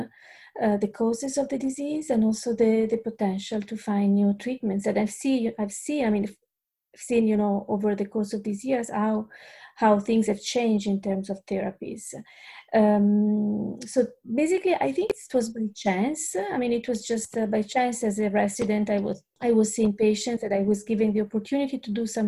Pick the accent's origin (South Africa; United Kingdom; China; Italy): Italy; English is a second language; moved away as an adult; now in Australia; I'm originally from Italy.